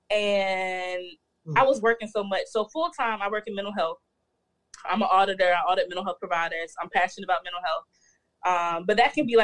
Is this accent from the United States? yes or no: yes; North Carolina, United States; born there; So I was born in North Carolina.